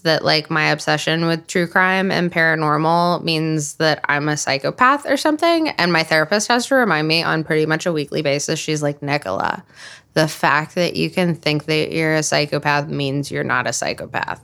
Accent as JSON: {"language": "English", "town": "Huntsville", "region": "Alabama", "country": "United States", "tie": "born or raised there", "moved": "yes", "said": "I grew up in Huntsville, Alabama. I don't live there now, but I grew up there."}